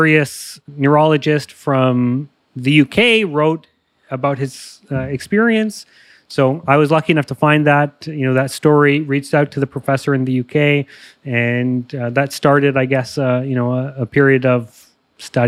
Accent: Toronto, Ontario, Canada; I grew up in Canada, Toronto, Ontario.

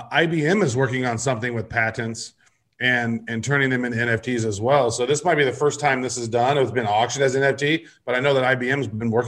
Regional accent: Midwest, United States; I grew up in the Midwest. There is no hockey that takes place in my area.

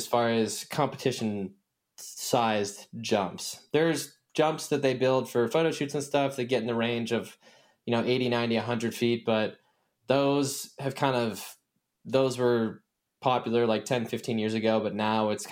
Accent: Indiana, United States; I'm originally from the Midwestern state of Indiana in America

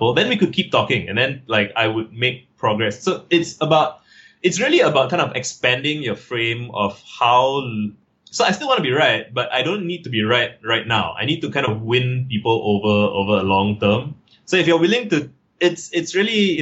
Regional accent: Singapore; I'm from Singapore

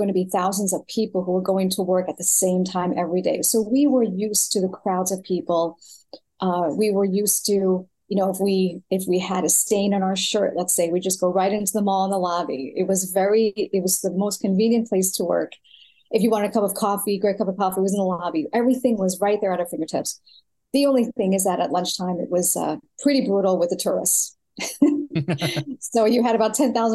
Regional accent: New York City, New York, United States; moved away as an adult; also born or lived in Florida / California / Texas; I was born in New York City, born and raised

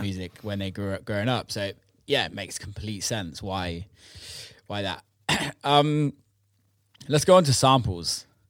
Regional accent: Bristol, South West England, United Kingdom; growing up around Bristol

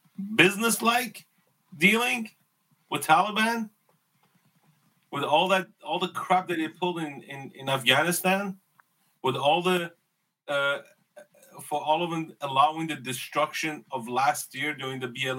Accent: Los Angeles, California, United States; moved away; I grew up in San Fernando Valley.

